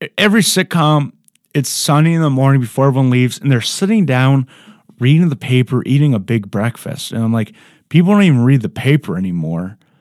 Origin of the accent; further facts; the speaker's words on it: Ohio, United States; I'm from Ohio